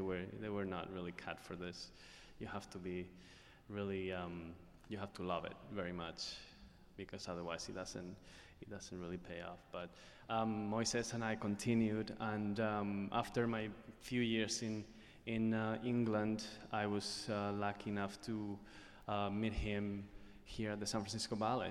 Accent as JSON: {"language": "English", "country": "Spain", "tie": "born or raised there", "moved": "yes", "said": "my time in growing up in Spain"}